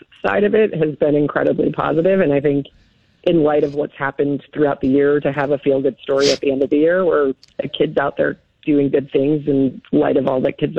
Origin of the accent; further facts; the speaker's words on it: Vermont, United States; now in Birmingham, Michigan, United States; I grew up in Vermont.